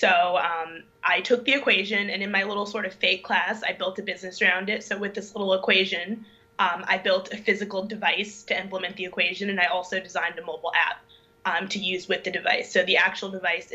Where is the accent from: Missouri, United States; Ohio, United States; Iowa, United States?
Missouri, United States; St. Louis; moved away as an adult; also born or lived in Durham, North Carolina; I was born and raised in St. Louis, Missouri